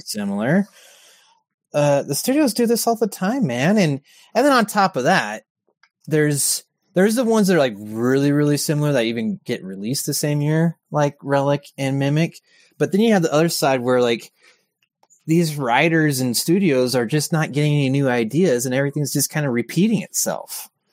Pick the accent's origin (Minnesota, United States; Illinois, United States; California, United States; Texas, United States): California, United States; Orange County; moved away; I'm from California